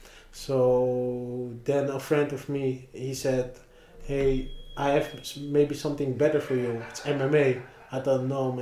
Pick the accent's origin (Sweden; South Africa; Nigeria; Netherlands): Netherlands; Amsterdam, North Holland; Oh, born in Amsterdam.